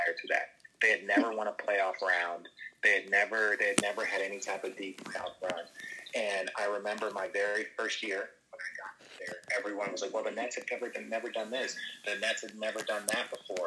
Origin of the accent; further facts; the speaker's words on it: Phoenix, Arizona, United States; growing up in the Phoenix area